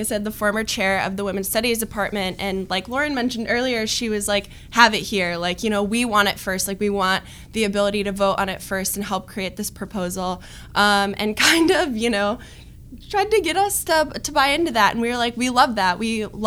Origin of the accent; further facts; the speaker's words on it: Novi, Michigan, United States; I'm from Novi, Michigan, an upper middle class suburb of Detroit. Loved growing up there